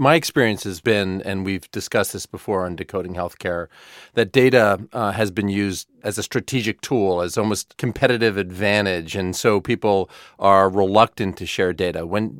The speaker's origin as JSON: {"language": "English", "region": "New Jersey", "country": "United States", "tie": "born or raised there", "said": "while I'm not born in NJ, I was raised in New Jersey"}